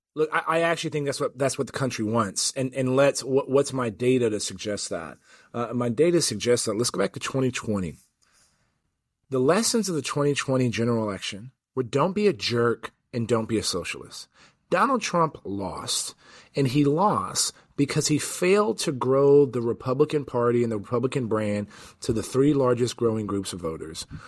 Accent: San Antonio, Texas, United States; moved away as an adult; my hometown of San Antonio

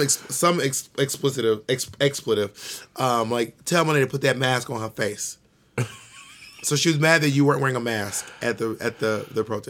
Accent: Columbus, Georgia, United States; moved away; also born or lived in Atlanta, Georgia; I'm from Columbus, Georgia

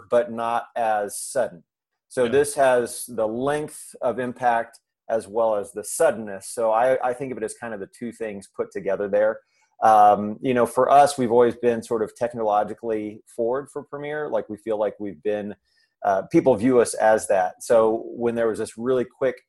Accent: Indiana, United States; moved away; I'm from Indiana originally.

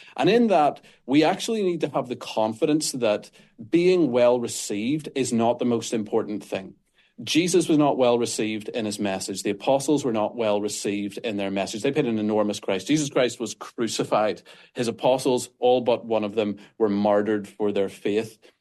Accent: Northern Ireland, United Kingdom; accent: Northern Irish; People can probably tell from my accent that I'm not American. I'm Northern Irish.

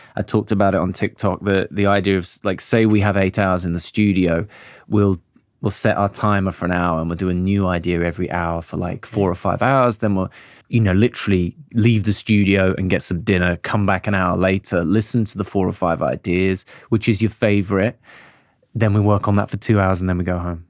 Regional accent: Birmingham, West Midlands, United Kingdom; moved away; also born or lived in London; I grew up in Birmingham. Mm and I grew up in Handsworth Wood

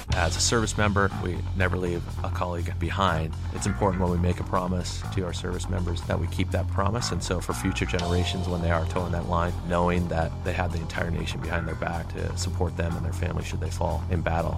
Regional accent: Seattle, Washington, United States; I grew up in and around Seattle, Washington. Was born in Seattle

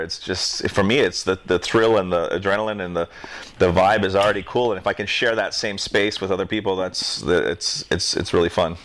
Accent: North Shore, Hawaii, United States; I was raised on the North Shore.

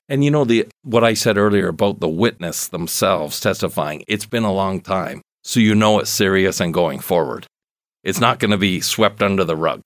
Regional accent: Canada; probably one of the most exciting events other than Grey Cups as a Canadian that I've been

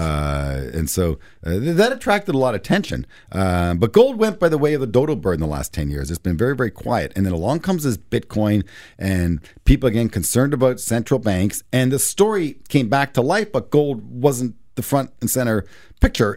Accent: Canada; as a Canadian investor

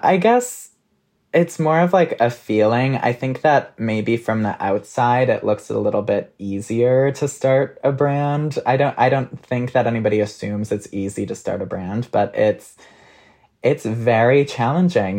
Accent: Minnesota, United States; now in New York, United States; I'm from Minnesota

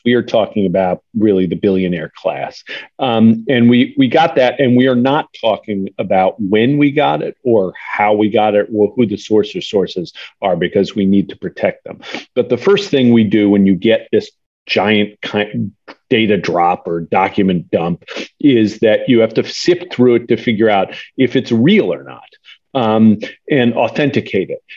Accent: Wisconsin, United States; I'm from Wisconsin

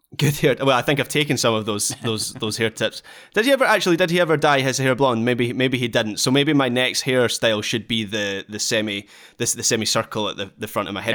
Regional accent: Dunblane, Scotland, United Kingdom; now in Glasgow, United Kingdom; my absolute sporting hero from my hometown

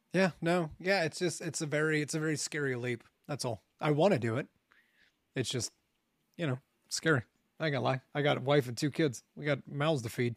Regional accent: Ohio, United States; moved away as an adult; I had just left Ohio

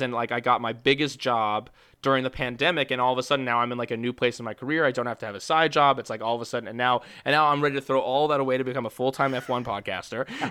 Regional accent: New York, United States; as a New Yorker who roots for shitty teams my entire life

